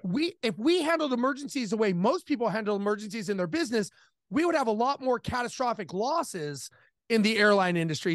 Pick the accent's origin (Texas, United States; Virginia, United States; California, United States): California, United States; Los Angeles; I grew up in Los Angeles, born and raised